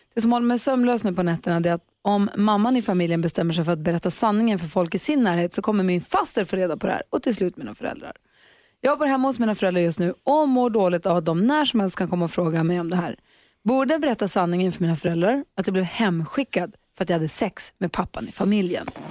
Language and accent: Swedish; Luleå, Norrbotten County, Sweden; min hemstad Luleå